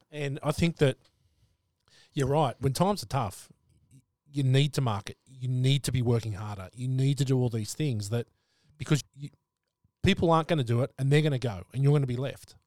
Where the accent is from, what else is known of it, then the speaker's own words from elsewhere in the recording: Sydney, New South Wales, Australia; I'm from Sydney, from the Northern Beaches